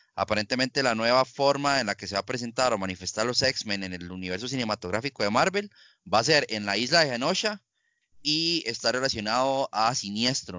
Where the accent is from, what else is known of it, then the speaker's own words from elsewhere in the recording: Costa Rica; todos sabemos cómo somos los ticos. Los ticos no apoyamos